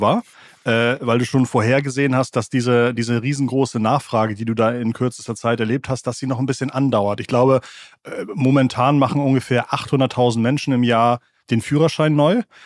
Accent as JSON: {"language": "German", "region": "Schleswig-Holstein", "country": "Germany", "tie": "born or raised there", "said": "Ich bin äh, in einem Dorf in Schleswig-Holstein aufgewachsen"}